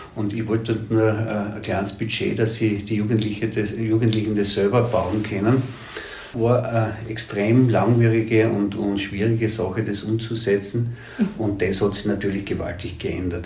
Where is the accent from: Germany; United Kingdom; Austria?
Austria; Gratwein-Straßengel, Styria; ich bin da in der Murfeldsiedlung aufgewachsen